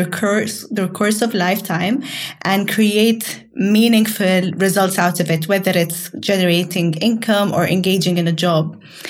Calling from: Cairo, Cairo Governorate, Egypt; And I'm dialing in from Cairo, Egypt.

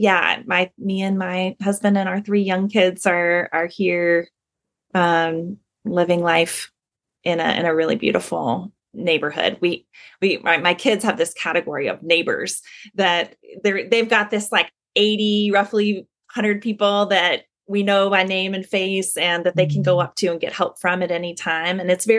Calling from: North Carolina, United States; So I'm joining you from the North Street community in North Carolina.

